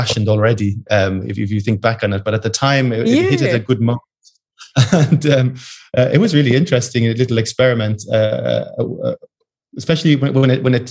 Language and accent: English; just outside Dublin, Leinster, Ireland; moved away; I came from just outside Dublin.